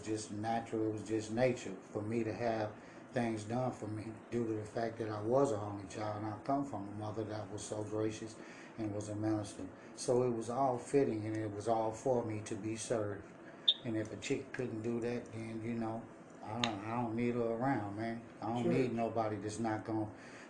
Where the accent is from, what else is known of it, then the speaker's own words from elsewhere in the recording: Richmond, California, United States; also born or lived in Las Vegas; I'm from Richmond in the Bay Area, Richmond, Oakland, California